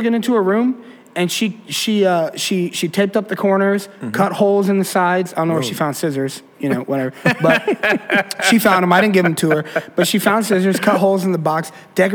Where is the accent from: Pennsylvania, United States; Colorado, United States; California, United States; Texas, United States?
Colorado, United States; also born or lived in Florida; now in Detroit, United States; when I was a kid, I grew up in Colorado, and being born in Colorado is like the greatest thing